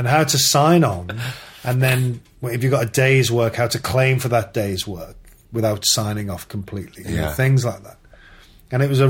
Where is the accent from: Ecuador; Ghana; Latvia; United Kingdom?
United Kingdom; Liverpool, North West England; moved away; back in my hometown